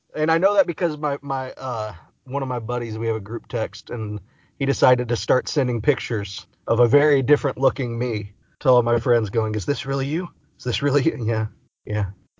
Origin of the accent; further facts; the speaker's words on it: Orange, Texas, United States; I grew up in Orange, Texas, border Texas, Louisiana, population about 7,000.